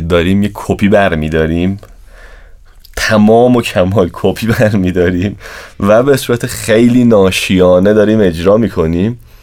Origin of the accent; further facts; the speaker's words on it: Tabriz, East Azerbaijan, Iran; تو جامعه خودمون تو همون ایران تو شهر خودمون تو تبریز